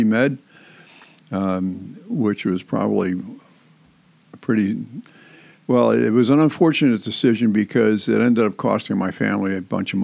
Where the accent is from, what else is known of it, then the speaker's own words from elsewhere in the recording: Main Line, outside of Philadelphia, Pennsylvania, United States; moved away; I was raised outside of Philadelphia in what is known as the Main Line